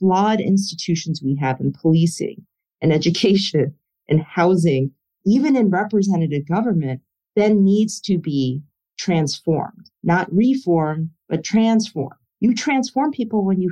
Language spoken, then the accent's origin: English; Chicago, Illinois, United States; I grew up in Chicago. I went to Chicago Public Schools straight through.